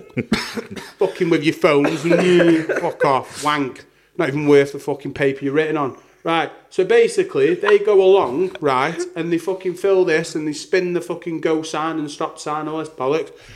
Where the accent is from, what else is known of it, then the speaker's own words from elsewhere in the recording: Staffordshire, West Midlands, United Kingdom; my hometown, which I won't mention